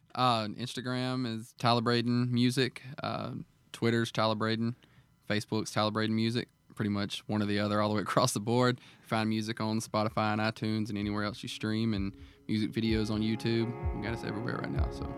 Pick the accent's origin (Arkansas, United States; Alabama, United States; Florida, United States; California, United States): Alabama, United States; moved away; also born or lived in Montgomery; my home state in Alabama